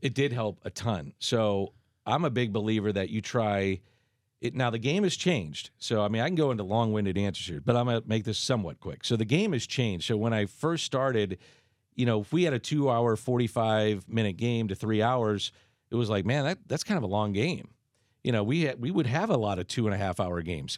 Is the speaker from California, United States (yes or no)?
no; St. Louis, Missouri, United States; I'm from South Saint Louis, so I'm a Hoosier